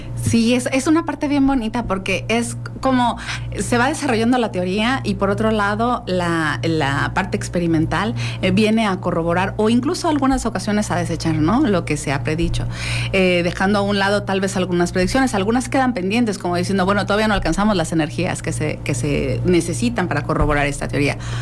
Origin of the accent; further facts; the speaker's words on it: Mexico; somos mexicanos